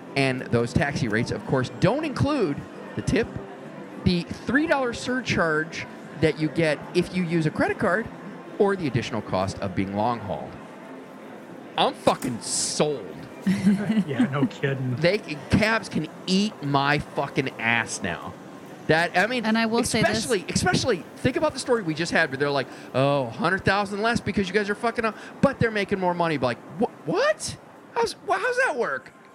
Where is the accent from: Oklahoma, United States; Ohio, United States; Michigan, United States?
Ohio, United States; northeast; moved away; grew up in a shitty little town that had a Carnegie library